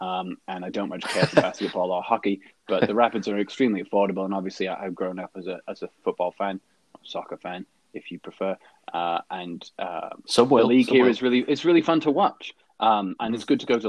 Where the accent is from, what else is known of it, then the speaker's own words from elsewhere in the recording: England, United Kingdom; now in Colorado, United States; we're both English. I live here in Colorado and in the United States